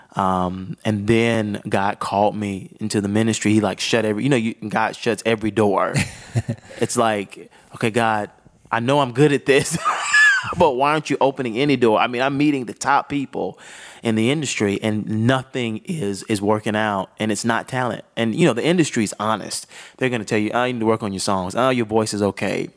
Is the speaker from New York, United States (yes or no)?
no; Augusta, Georgia, United States; started in Augusta, Georgia